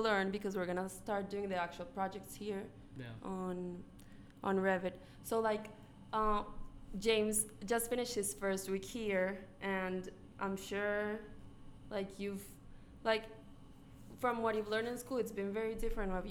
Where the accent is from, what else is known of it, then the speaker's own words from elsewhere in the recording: Colombia; now in United States; I'm from Colombia, like the country, not the school.